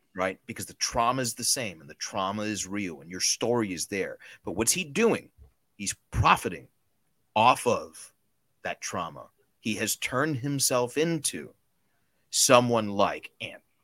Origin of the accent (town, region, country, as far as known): Cuba